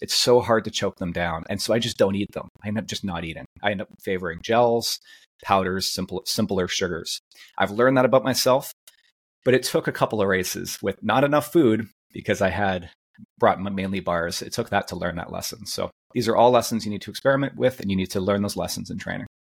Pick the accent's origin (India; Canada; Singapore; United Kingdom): Canada; as a Canadian.